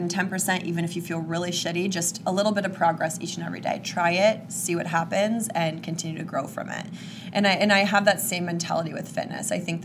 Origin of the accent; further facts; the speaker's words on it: Kansas, United States; I'm from Kansas.